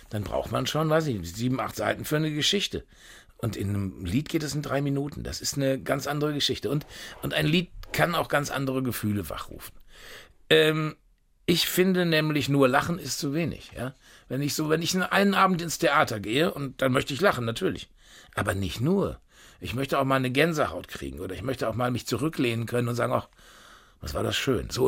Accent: Unna, North Rhine-Westphalia, Germany; Und das äh, alte Dorf, wo ich geboren bin, das war Unna Stockum. Also da hatten wirklich 400 Einwohner. Und äh, ja, und ich bin also mit selber kochen groß geworden, mit Spiegeleier essen während der Woche

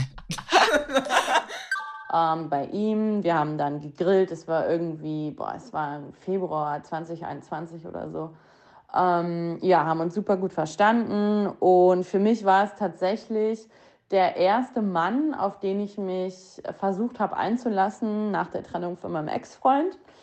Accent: Hilden, North Rhine-Westphalia, Germany; now in Düsseldorf, Germany; aus Hilden, ähm, aus meiner Heimat, da wo ich aufgewachsen bin

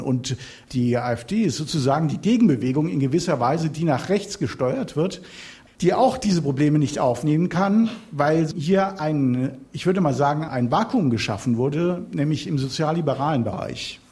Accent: Hamburg, Germany; ich komme aus dem Bundesland, wo die Alternative für Deutschland wahrscheinlich immer noch unter zehn Prozent ist aus Hamburg. Ich komme aus dem Stadtteil, wo die Linke dreißig Prozent hat und die Grünen neunundzwanzig Prozent, Sankt Pauli

